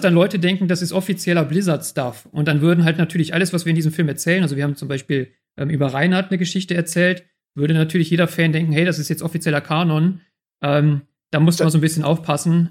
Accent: Germany; als Deutsche konnten wir halt sagen, hey, wir sind die Deutschen

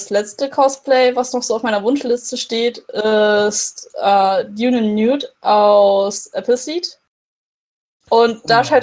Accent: Dresden, Saxony, Germany; der in Dresden spielt, in meiner Heimatstadt.

